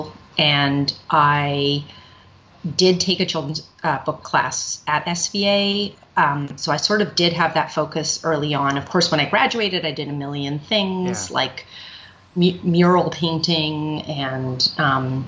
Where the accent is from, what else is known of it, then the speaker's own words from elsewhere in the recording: Vancouver, British Columbia, Canada; also born or lived in New York; now in Brooklyn, United States; I'm originally from Vancouver, Canada, but I've been living in New York since 1991